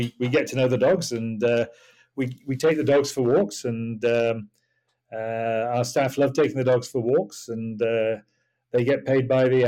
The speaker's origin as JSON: {"language": "English", "region": "Yorkshire and the Humber", "country": "United Kingdom", "also_born_or_lived": "Singapore / Bali / Kuala Lumpur", "moved": "as an adult", "lives_now": "Hampshire, United Kingdom", "said": "I'm from Yorkshire"}